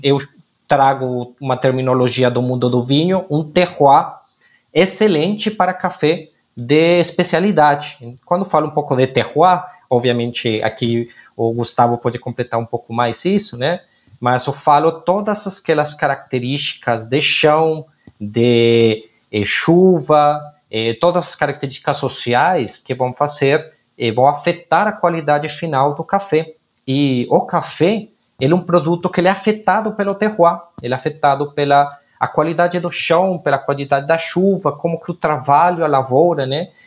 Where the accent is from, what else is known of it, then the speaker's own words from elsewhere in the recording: Colombia; now in Brazil; eu como colombiano